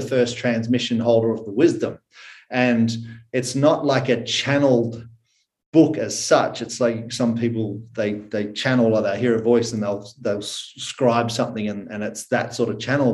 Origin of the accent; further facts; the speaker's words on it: Australia; accent: Aussie; I am currently in Australia. I was born in Australia